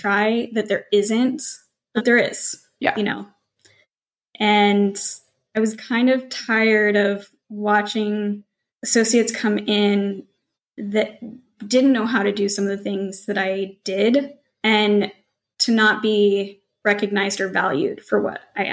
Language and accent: English; Montana, United States; moved away; I came from Montana, like country bumpkin